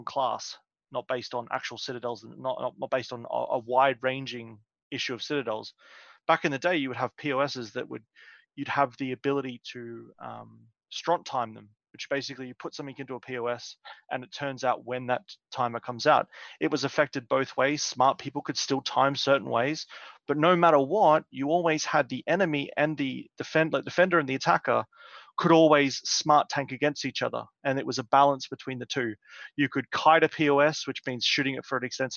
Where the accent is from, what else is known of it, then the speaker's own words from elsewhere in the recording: Australia; I came from Australia.